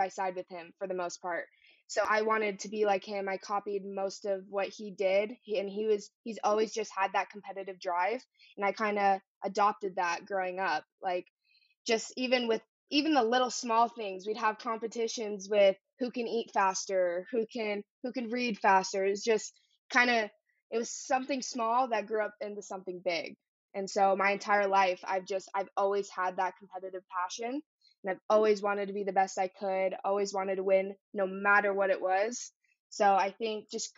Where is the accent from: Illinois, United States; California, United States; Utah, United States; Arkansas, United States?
Utah, United States; Park City; moved away as an adult; now in Chattanooga, United States; I'm a freshman D1 soccer player at the University of Tennessee at Chattanooga. I'm 18 years old, and I'm from Park City, Utah